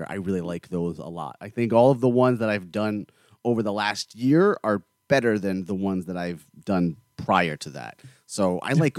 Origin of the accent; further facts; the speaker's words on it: South Florida, United States; also born or lived in New York; I was born in New York, but I've been here after the second grade. I've been in South Florida